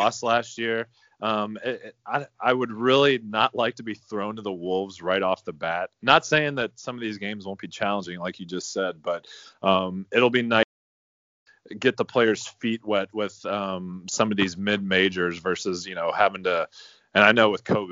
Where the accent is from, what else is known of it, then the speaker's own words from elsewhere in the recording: Chicago, Illinois, United States; When we grew up in Chicago